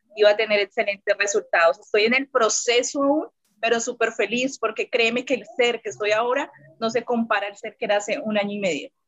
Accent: Bogotá, Colombia; now in Neiva, Colombia; soy de acá de Colombia, eh, soy realmente de la capital de Bogotá, pero en ese momento estoy viviendo en una ciudad que se llama Neiva

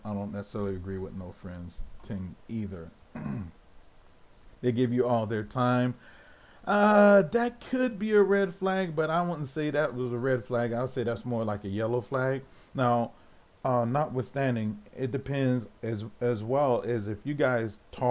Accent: United States; I'm an American

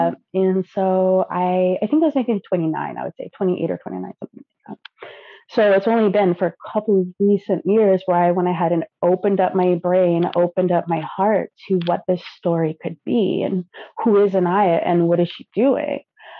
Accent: Germany; born there; moved away; I was born in Germany and now I live here.

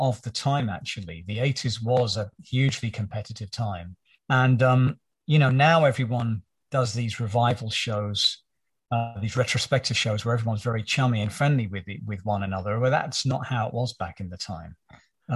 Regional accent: United Kingdom; growing up in Britain as I did at that time

